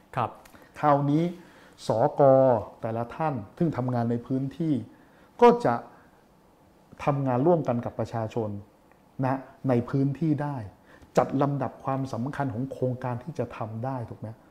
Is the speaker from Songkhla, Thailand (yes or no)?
no; Bangkok, Thailand; ผมเกิดที่นี่ผมโตที่นี่ ผมเคยใช้ชีวิตดิ้นรนที่นี่วัยเด็กผมไม่ได้สบาย